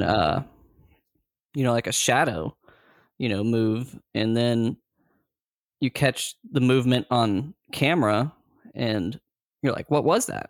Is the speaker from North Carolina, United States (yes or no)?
yes; Greensboro, North Carolina, United States; I grew up in Greensboro, North Carolina